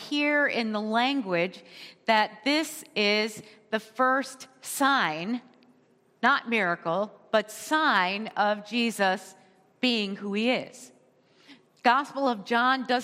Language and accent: English; United States; we as American in our culture